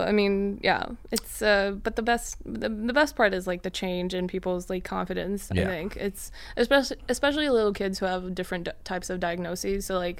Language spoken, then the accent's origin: English; Mongolia; also born or lived in Sweden; yes, I'm from Mongolia, yes, I'm from Sweden